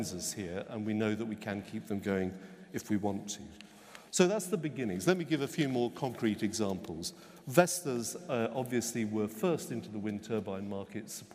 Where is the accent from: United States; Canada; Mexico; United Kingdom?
United Kingdom; I'm British